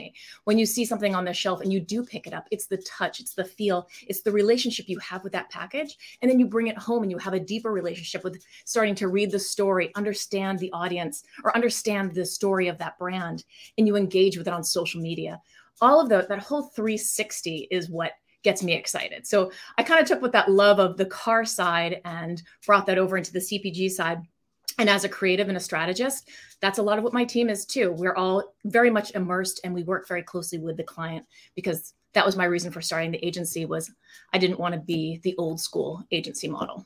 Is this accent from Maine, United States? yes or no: yes; Maine, United States; moved away as an adult; also born or lived in New York / Boston; I grew up in Maine, which is where the company is founded now